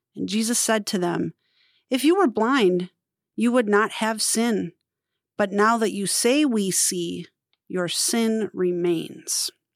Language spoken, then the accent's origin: English; Wisconsin, United States; I'm from Wisconsin